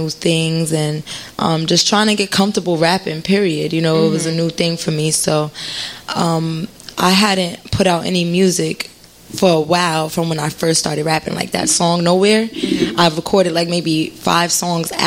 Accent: Passaic, New Jersey, United States; I'm from Passaic

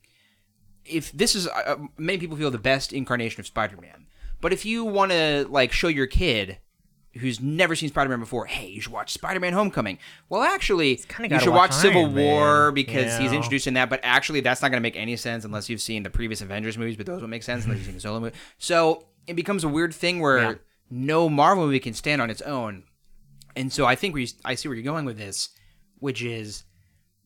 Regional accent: United States; I'm an American

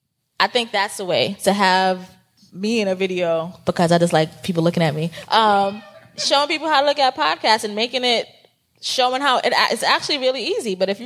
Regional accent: New York, United States; like, we are both from New York, and her and I sound very different because of the different places of New York that we are from, you know?

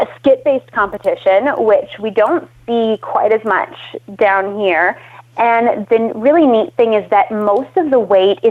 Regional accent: Canada; now in Adelaide, Australia; I am obviously not Australian. I'm Canadian originally, but I live down in Adelaide.

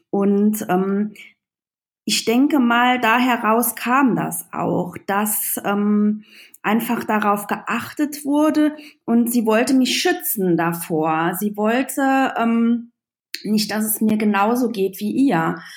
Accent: Trier, Rhineland-Palatinate, Germany; wie ihr schon alle gehört habt. Ähm, ich komme aus Trier, der ältesten Stadt Deutschlands. Und ähm, ich bin 39

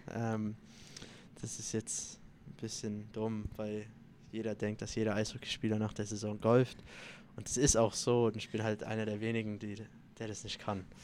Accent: Italy; Ähm, also vorm Spiel eigentlich esse ich immer Nudeln. Ähm, ich bin ja Italiener

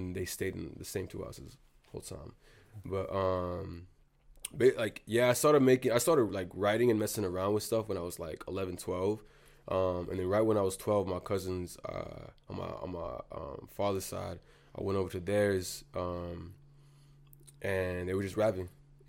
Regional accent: Wellesley, Massachusetts, United States; but I spent a lot of time in Boston, and aside from like all like me growing up in Wellesley, you know what it's like, bro. Like, when I first got here, I was the new kid.

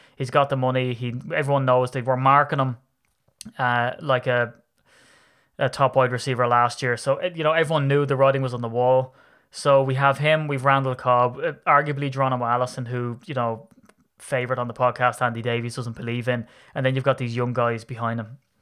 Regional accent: Ireland; I'm an Irishman

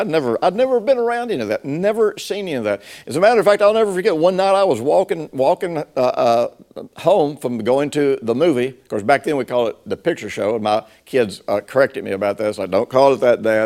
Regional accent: Tennessee, United States; I grew up in Tennessee and, uh, in the fifties and sixties.

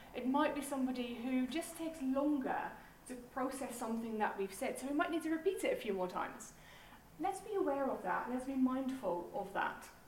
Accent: Netherlands; moved away as an adult; now in Portsmouth, United Kingdom; originally, I'm from the Netherlands, um, but God called me to England 18 years ago

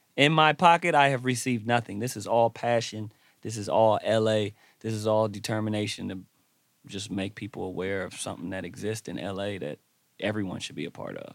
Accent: Los Angeles, California, United States; I grew up in Watts

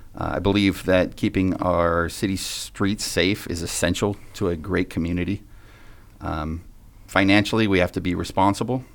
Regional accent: Vacaville, California, United States; growing up, up in Vacaville was very special to me

